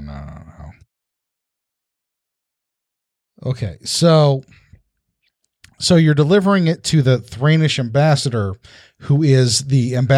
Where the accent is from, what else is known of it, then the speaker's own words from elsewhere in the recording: the South, United States; I'm from the South. I put R's everywhere.